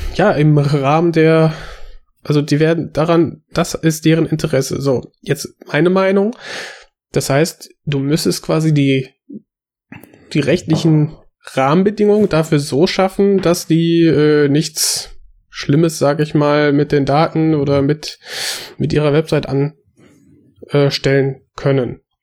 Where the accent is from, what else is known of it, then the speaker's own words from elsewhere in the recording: Germany; ich bin hier aufgewachsen